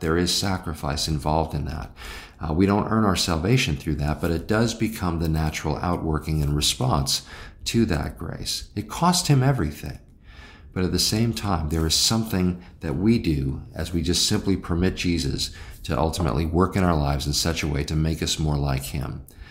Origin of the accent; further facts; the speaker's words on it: United States; I'm an American